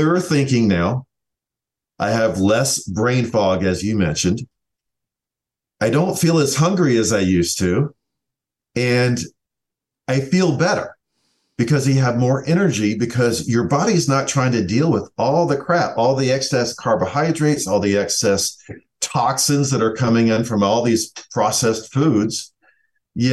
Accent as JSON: {"language": "English", "region": "the South", "country": "United States", "said": "I'm from the South."}